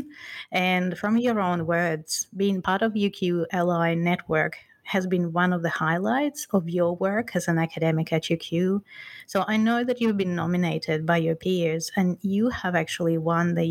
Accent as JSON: {"language": "English", "region": "Siberia", "country": "Russia", "tie": "born or raised there", "said": "I grew up in Siberia, so, you know, there was no competition between men and women on skis or skates"}